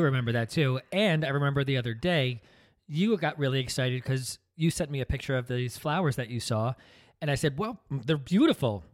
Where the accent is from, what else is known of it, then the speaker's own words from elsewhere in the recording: New Jersey, United States; we're from New Jersey. We come from a, a very traditional upbringing